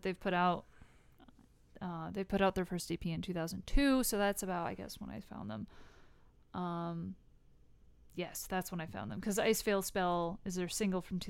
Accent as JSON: {"language": "English", "country": "United States", "said": "I'm American"}